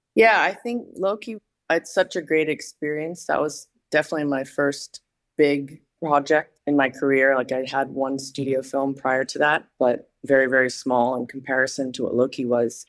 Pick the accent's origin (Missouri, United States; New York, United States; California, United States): California, United States; Danville; moved away as an adult; I'm originally from Northern California, and I grew up in a place called Danville that's kind of east of Berkeley in the Bay Area